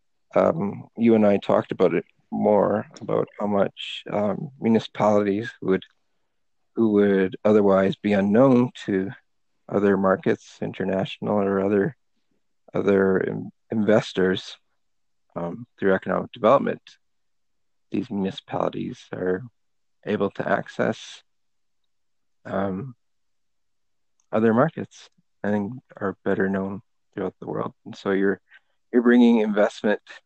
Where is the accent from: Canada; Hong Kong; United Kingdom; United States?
Canada; moved away as an adult; We were raised as Pakistani Catholic kids in Canada, new immigrants to Canada.